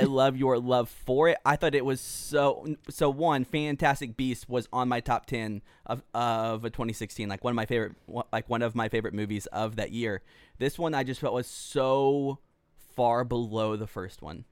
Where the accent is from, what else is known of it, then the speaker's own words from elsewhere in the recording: Pearland, Texas, United States; moved away as an adult; now in Dallas, United States; we came back home to Pearland, Texas, which is south of Houston